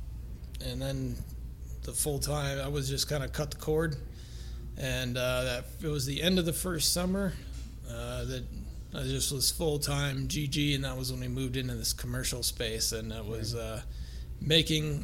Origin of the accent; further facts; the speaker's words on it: Missouri, United States; moved away as an adult; now in Denver, United States; I'm originally from Missouri